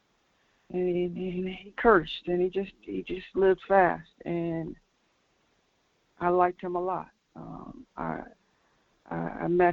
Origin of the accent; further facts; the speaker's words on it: Linden, New Jersey, United States; I'm from New Jersey, Linden, New Jersey, which is a suburb.